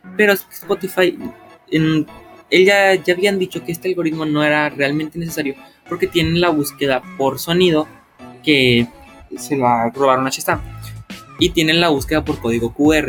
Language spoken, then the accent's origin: Spanish; Mexico